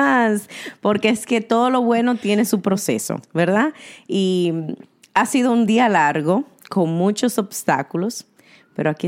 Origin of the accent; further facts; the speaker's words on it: New York City, New York, United States; somos eh, neoyorquinas